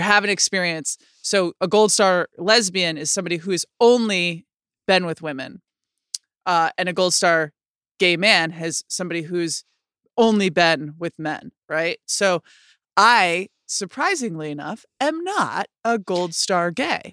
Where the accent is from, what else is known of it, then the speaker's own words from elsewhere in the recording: Rochester, New York, United States; in my city growing up in Rochester, New York